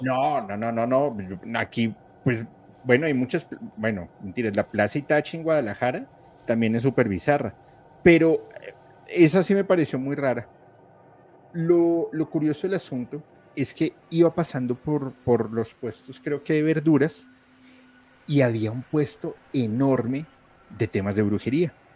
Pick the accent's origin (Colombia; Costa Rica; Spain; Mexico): Colombia; soy colombiano